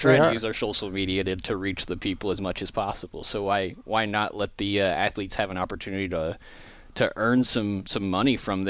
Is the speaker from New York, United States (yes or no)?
no; Kansas City, Missouri, United States; So I was born and raised in Kansas City, Missouri, on the Missouri side of state line.